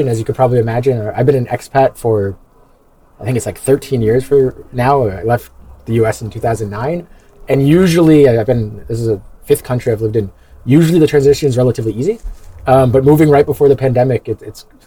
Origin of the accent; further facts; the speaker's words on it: New York, United States; moved away; originally I'm an American. I'm from New York